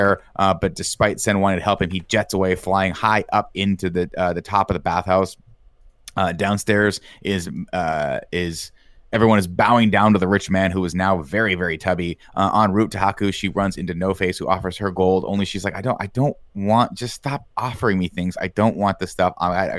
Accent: Laughlin, Nevada, United States; I'm from Laughlin, Nevada.

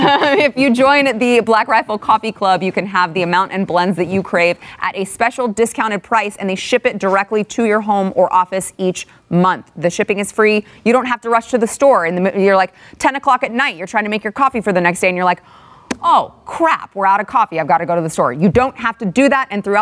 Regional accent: Texas, United States; It's like I was born and raised in Texas, and I have this really weird accent.

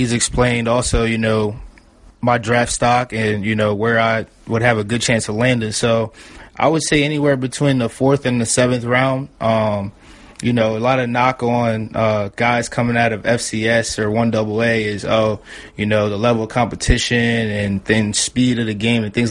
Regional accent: Delaware, United States; Me coming from where I come from, a small city, a small town, not too many people know of Delaware

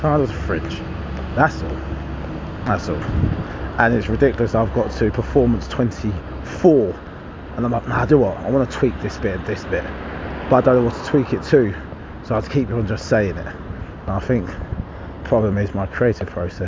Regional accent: Harlow, East of England, United Kingdom; having people from my hometown there

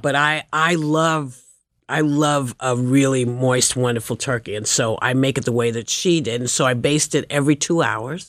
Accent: New York City, New York, United States; I had a friend in the audience who I grew up with in Chelsea

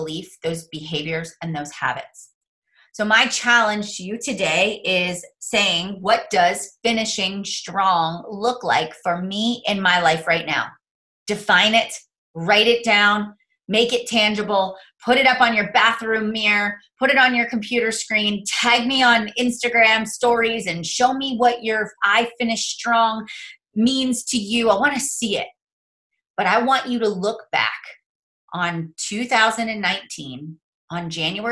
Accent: Mars, Pennsylvania, United States; I am a nobody from Mars, Pennsylvania

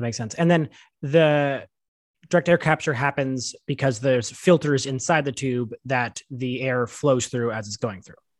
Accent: Canada; we as Canadians

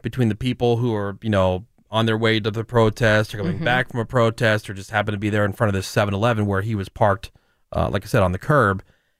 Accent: New Jersey, United States; I grew up in Jersey

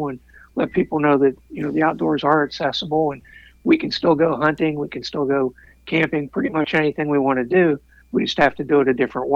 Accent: Pennsylvania, United States; growing up in Pennsylvania

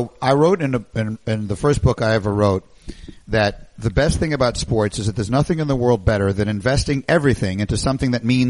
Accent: New York City, New York, United States; also born or lived in Evanston, Illinois; I grew up in New York City.

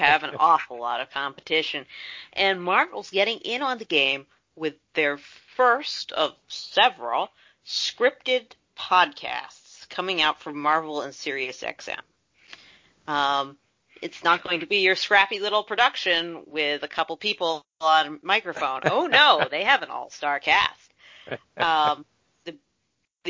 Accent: United States; I, as an American who enjoys Hollywood's products

